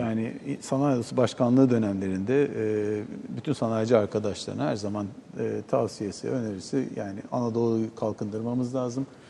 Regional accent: Çanakkale, Turkey; biz Çanakkale'liyiz.

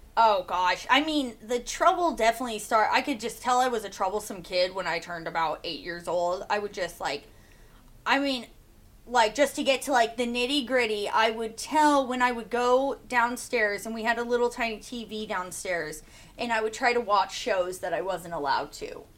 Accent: Soldotna, Alaska, United States; I'm from here. I grew. I've lived here my whole life. I'm 22 years old. Yeah, and I grew up here in Soldotna, Alaska.

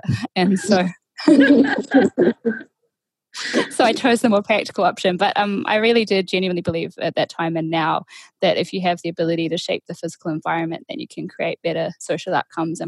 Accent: Northern New South Wales, Australia; moved away as an adult; also born or lived in Brisbane, Australia; now in Whangarei, New Zealand; I grew up in Australia, Northern New South Wales

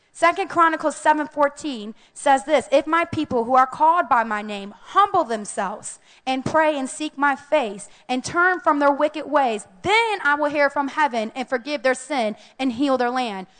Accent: United States; as American Christians

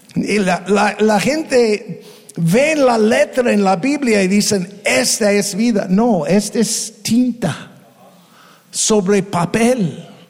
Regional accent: United States; Spanish is a second language; now in Tepic, Mexico; somos ex gringos. Ya somos mexicanos

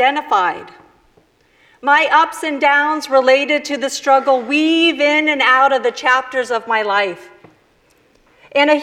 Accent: Chicago, Illinois, United States; also born or lived in Mexico City, Mexico; I was born in Chicago. Chicana from Chicago

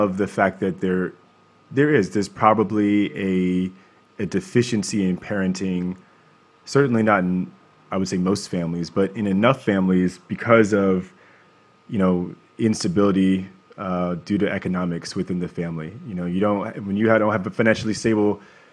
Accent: Baltimore, Maryland, United States; now in California, United States; growing up in Baltimore, I was very fortunate

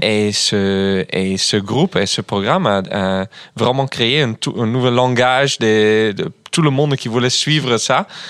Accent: Groningen, Netherlands; French is a second language; moved away; chez moi, à Groningen, d'où je viens

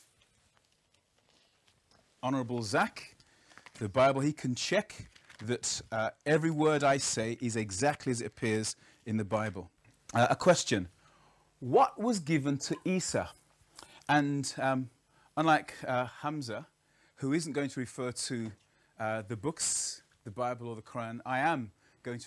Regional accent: Birmingham, West Midlands, United Kingdom; I'm from Birmingham, actually. I grew up in Alum Rock as a little child.

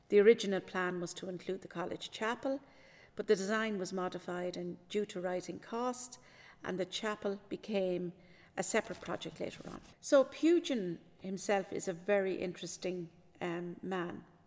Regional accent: Maynooth, County Kildare, Ireland; I am from Maynooth, I'm a Maynooth native

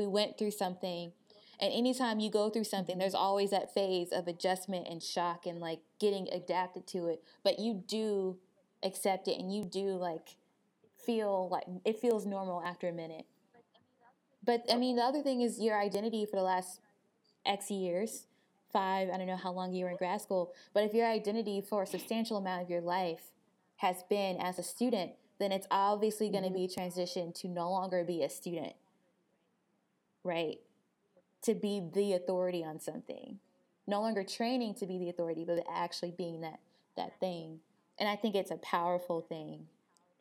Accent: Crystal Springs, Mississippi, United States; moved away; we came from Crystal Springs, you know, this town of 5,000 people in Mississippi

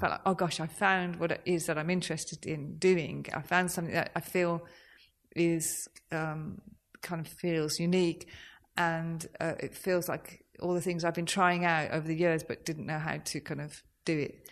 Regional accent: Birmingham, West Midlands, United Kingdom; I'm from Birmingham

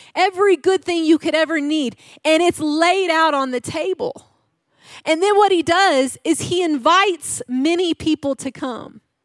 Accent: Arkansas, United States; I am from Arkansas. Yeah, my dad's a hunter

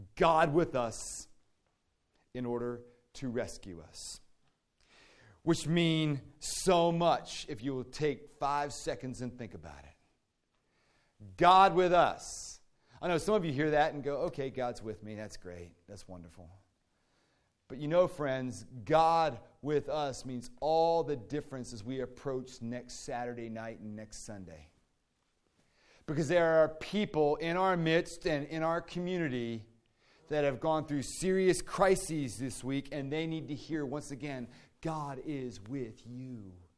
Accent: D.C., District of Columbia, United States; Growing up in Washington, D C, outside of D C

